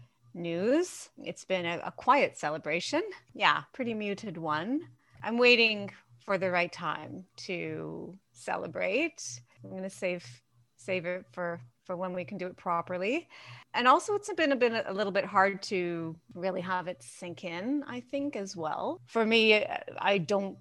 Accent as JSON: {"language": "English", "town": "Thunder Bay", "region": "Ontario", "country": "Canada", "tie": "born or raised there", "also_born_or_lived": "Sudbury, Ontario", "moved": "yes", "lives_now": "Guelph, Canada", "said": "But I was born in Thunder Bay."}